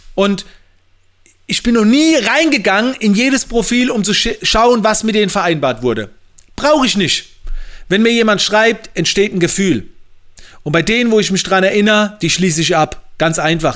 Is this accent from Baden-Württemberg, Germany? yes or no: yes; Mannheim, Baden-Württemberg, Germany; bei uns in Mannheim